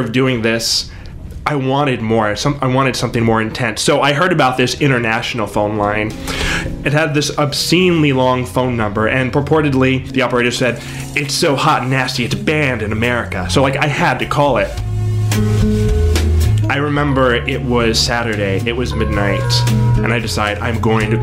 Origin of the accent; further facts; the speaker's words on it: Corpus Christi, Texas, United States; I grew up in Corpus Christi, Texas